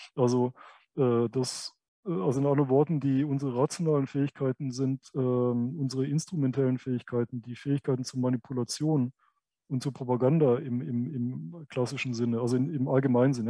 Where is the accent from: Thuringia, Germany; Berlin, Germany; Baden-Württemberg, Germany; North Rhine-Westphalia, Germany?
Baden-Württemberg, Germany; a village in; aus meinem Aufwachsen in, äh, in, in, in diesem Dörfchen in Baden-Württemberg